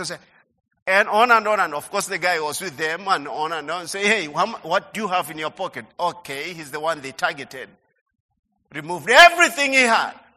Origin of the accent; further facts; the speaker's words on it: Budalangi, Busia County, Kenya; our home in Budalangi